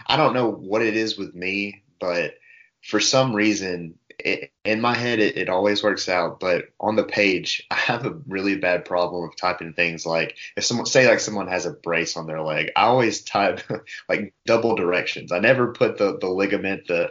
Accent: Northeast Alabama, United States; My grandmother, my dad, we're from Northeast Alabama

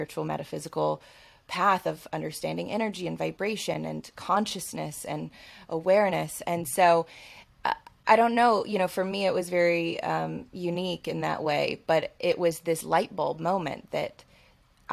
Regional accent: Alabama, United States; I grew up in Alabama, Southern, like in the Bible Belt

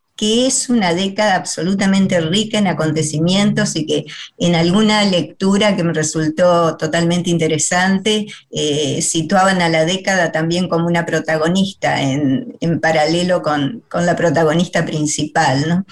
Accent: Paraná, Entre Ríos, Argentina; moved away; yo soy de Paraná

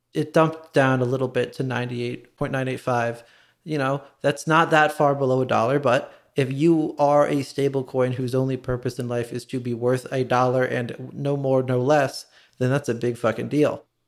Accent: Wynnewood, Pennsylvania, United States; I'm from Winwood.

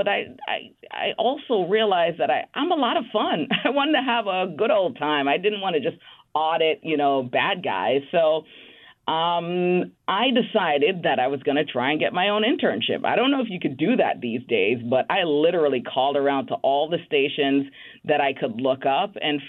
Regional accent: Bronx, New York, United States; Even though I grew up in the Bronx, I moved to Queens when I was at Baruch College.

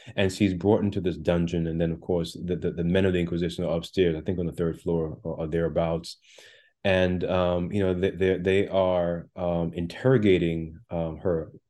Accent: Jamaica; also born or lived in Brooklyn, New York; now in United States; I was born in the island of Jamaica

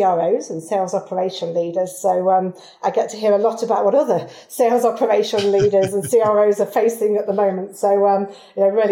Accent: Derbyshire, East Midlands, United Kingdom; moved away as an adult; also born or lived in Singapore; now in United States; from Derbyshire, for if you're trying to locate that accent there.

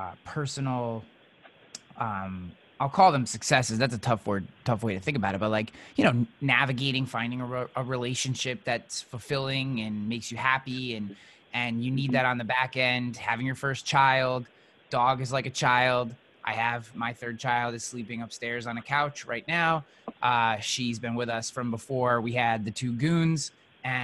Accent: United States; I was born in the United States

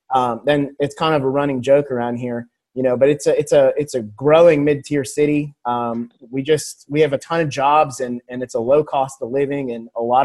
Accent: Alabama, United States; Growing up in Alabama, I mean, college football is king here.

